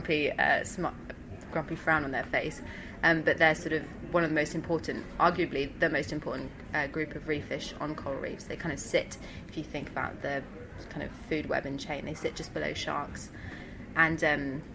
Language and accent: English; London, United Kingdom; accent: Pommy; I'm from London, but my parents are South African